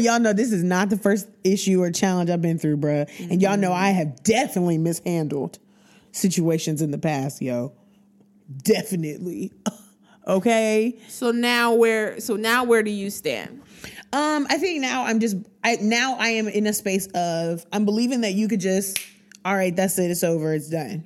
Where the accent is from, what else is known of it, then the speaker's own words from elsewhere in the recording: Trotwood, Ohio, United States; I grew up in Trotwood, but the church I went to wasn't in Trotwood